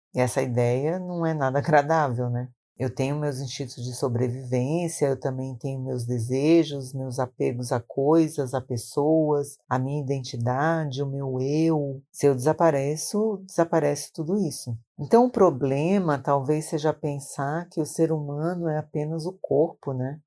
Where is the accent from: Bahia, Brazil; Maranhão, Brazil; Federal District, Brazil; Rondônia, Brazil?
Maranhão, Brazil; now in São Paulo, Brazil; no Maranhão, onde eu nasci